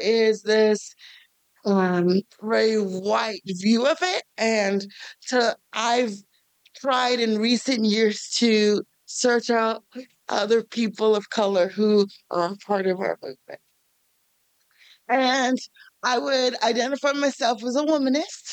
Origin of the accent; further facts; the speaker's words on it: New York City, New York, United States; now in Kansas City, United States; I am originally from New York City.